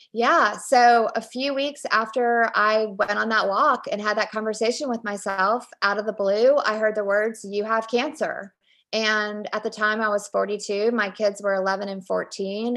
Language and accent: English; Richmond, Virginia, United States; I grew up in Richmond, Virginia